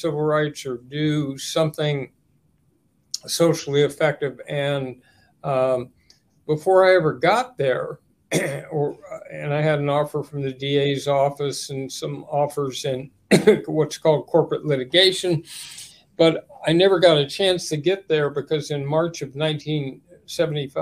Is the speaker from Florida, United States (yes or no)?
no; Los Angeles, California, United States; we grew up in West Los Angeles in the 50s and 60s